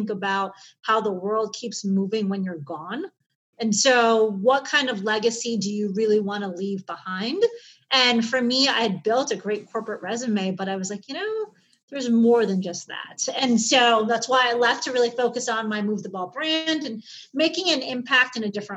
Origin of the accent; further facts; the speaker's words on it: Chicago, Illinois, United States; I grew up in Chicago, in the city, back in the 70s and 80s